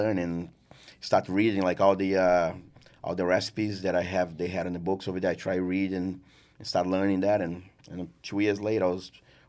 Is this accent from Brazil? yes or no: yes; Brazil; Yes, I'm originally from Brazil. I grew up on a farmland.